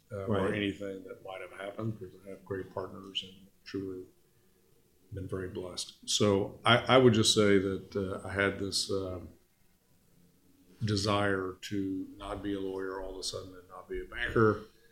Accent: Houston, Texas, United States; now in Dallas, United States; I grew up in Houston. I was the first person in my family to go to college.

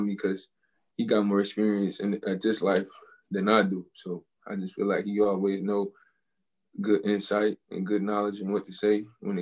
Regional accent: Detroit, Michigan, United States; I root for the Tigers and the Red Wings just because of where I'm from

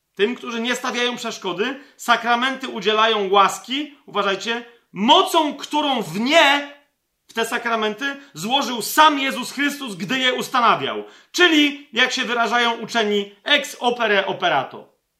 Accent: Poland; Ja, jako Polak, jako Polka

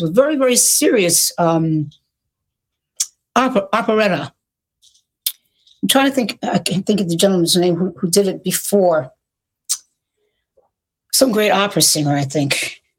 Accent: New York, United States; accent: New York; if I would lapse into my New York accent

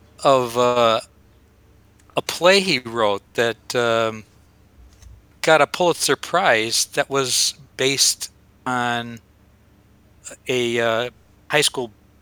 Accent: Dunmore, Pennsylvania, United States; my hometown of Dunmore, which is a suburb of Scranton

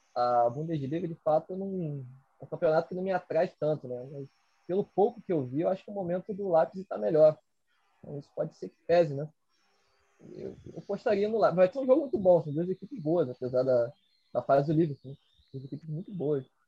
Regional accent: Rio de Janeiro, Brazil; eu que sou aqui do Rio

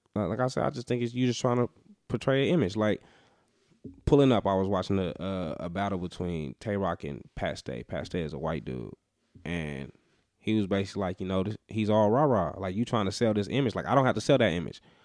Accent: Las Vegas, Nevada, United States; I'm a nigga from Vegas

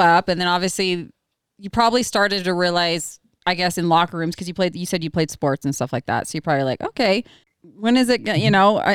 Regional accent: Oregon, United States; I'm from Oregon.

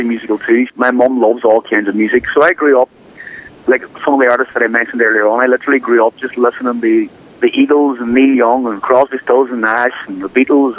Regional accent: Ireland; accent: Irish; moved away as an adult; now in Los Angeles, United States; I'm the most Irish person you've ever met. You hear my accent, I've been in America for 10 years and I still have this accent

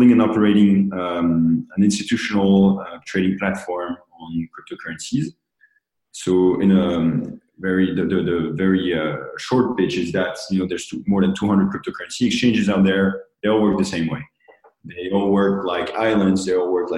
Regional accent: Paris, Île-de-France, France; now in New York, United States; I'm from Paris

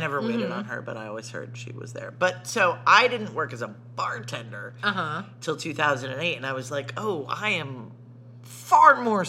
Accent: Arkansas, United States; moved away as an adult; now in New York, United States; I'm from Arkansas, so I talked to strangers.

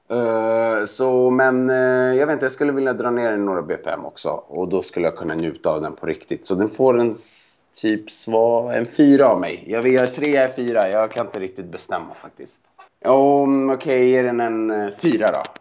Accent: Montenegro; Mitt hemland!

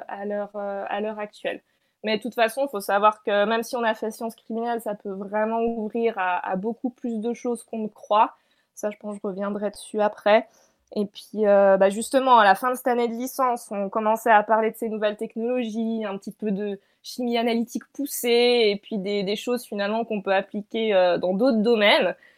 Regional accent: France; moved away as an adult; also born or lived in Lausanne, Switzerland; now in Switzerland; je fais un doctorat du coup en Suisse, donc pas du tout en France, mais je suis française

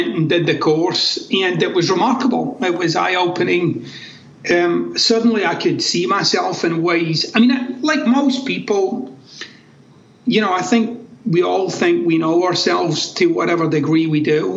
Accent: Glasgow, Scotland, United Kingdom; moved away as an adult; also born or lived in United States; I'm actually from Glasgow in Scotland.

